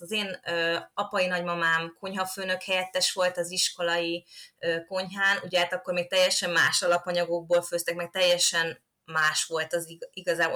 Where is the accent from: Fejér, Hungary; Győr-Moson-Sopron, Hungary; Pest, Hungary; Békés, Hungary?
Győr-Moson-Sopron, Hungary; Kapuvár; én Kapuváron nőttem föl